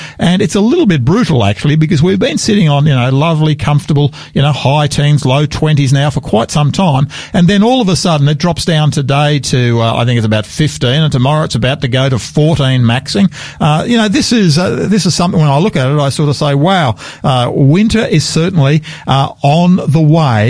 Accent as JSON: {"language": "English", "town": "Wentworthville", "region": "New South Wales", "country": "Australia", "tie": "born or raised there", "moved": "yes", "lives_now": "Adelaide, Australia", "said": "that's my hometown. That's where I grew up, out Wentworthville on the just on the southern on the western side of Parramatta"}